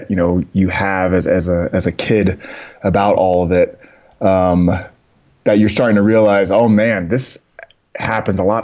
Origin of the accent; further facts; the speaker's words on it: San Antonio, Texas, United States; born there; also born or lived in Germany / New York / Boston / West Coast; Um, I was born in San Antonio, and shortly after that, moved out to uh, Germany, and then came back down through like New York, Boston, and then eventually out to the West Coast